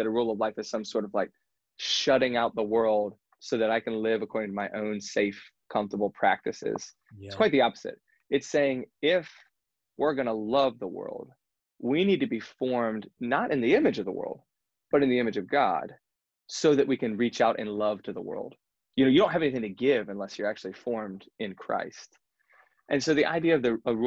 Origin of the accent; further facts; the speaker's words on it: United States; we're American